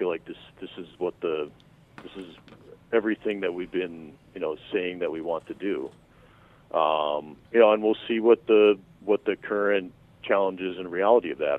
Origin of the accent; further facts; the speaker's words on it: upstate New York, United States; moved away as an adult; also born or lived in New England / Durham, North Carolina; now in Hawaii, United States; I was born and raised in New England. I actually grew up in upstate New York